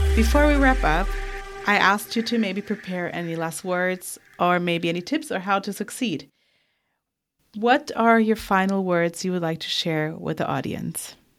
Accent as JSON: {"language": "English", "country": "Portugal", "said": "I'm from Portugal"}